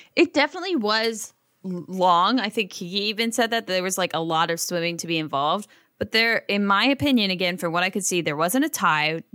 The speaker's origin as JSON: {"language": "English", "region": "Ohio", "country": "United States", "tie": "born or raised there", "said": "I grew up in Ohio"}